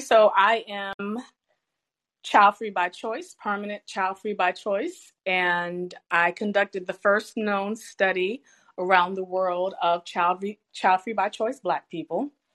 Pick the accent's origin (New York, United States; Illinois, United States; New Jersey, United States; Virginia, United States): Virginia, United States; Richmond; I'm born and raised in Richmond, Virginia